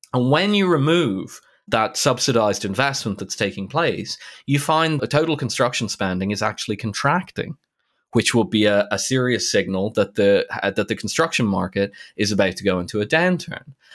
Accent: Ireland; I grew up in Ireland, Ireland was close to being a developing country in the late eighties

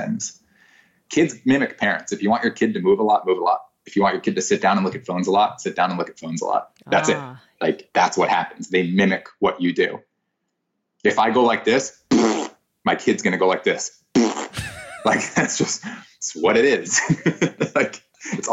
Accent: South Florida, United States; moved away as an adult; also born or lived in Orlando, Florida; now in Santa Barbara, United States; I went to college in Orlando and I grew up in South Florida

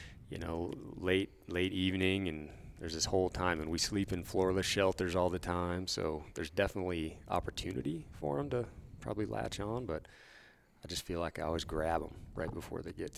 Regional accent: Snohomish, Washington, United States; moved away as an adult; also born or lived in Granite Falls, Washington / Alaska; now in Montana, United States; I grew up in Snohomish, Washington, little cow town, kind of northeast of Seattle, I guess.

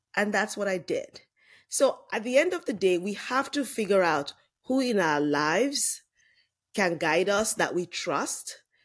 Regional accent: Lagos, Nigeria; moved away as an adult; now in United States; I grew up in Lagos, Nigeria

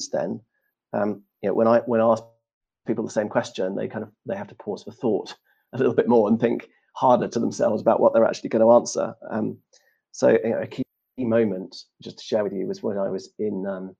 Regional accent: United Kingdom; as a Brit abroad

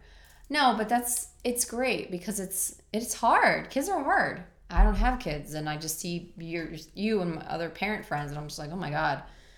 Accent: Texas, United States; We're from Texas.

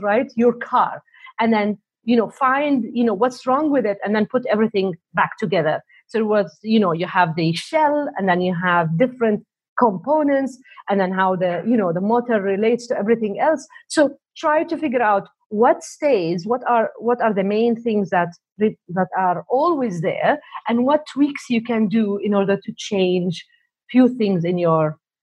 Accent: Canada; also born or lived in Saudi Arabia / Montreal; now in Toronto, Canada; I was born in Saudi Arabia, and then I moved to Canada back home

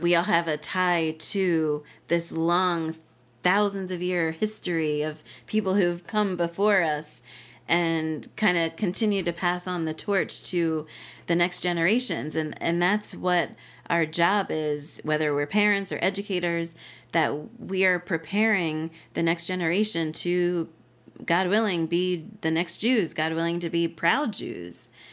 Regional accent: New Jersey, United States; moved away as an adult; also born or lived in Israel / Hamilton, Ontario, Canada; now in Harrisburg, United States; I grew up in New Jersey

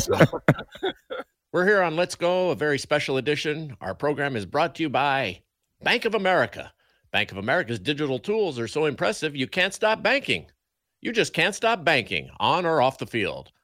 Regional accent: Denver, Colorado, United States; when I was a little boy growing up in Denver

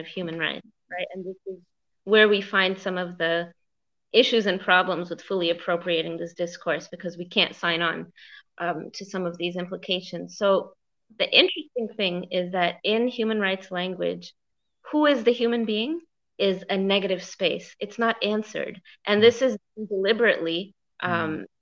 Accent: United States; as an American

